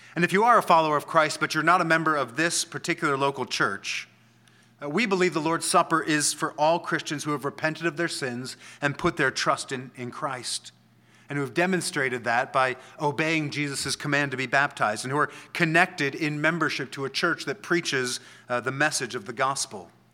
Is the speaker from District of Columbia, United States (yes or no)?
yes; Washington, District of Columbia, United States; I'm from D C.